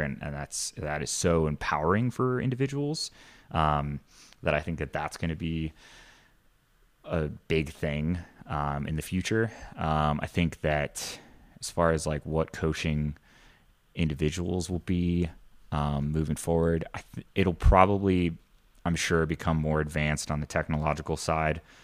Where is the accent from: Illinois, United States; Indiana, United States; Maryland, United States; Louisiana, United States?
Indiana, United States; moved away; I grew up in Indiana